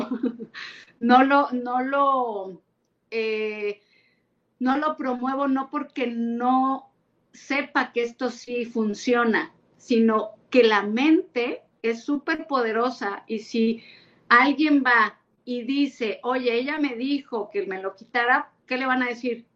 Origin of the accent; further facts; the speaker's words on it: Orizaba, Veracruz, Mexico; moved away; also born or lived in Mexico City / Puebla; yo soy de Orizaba, Veracruz, he vivido en México, en Puebla y ahora aquí